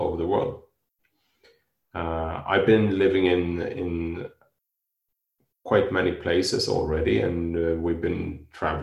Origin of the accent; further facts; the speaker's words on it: Sweden; now in Spain; I am living in Spain and I'm from Sweden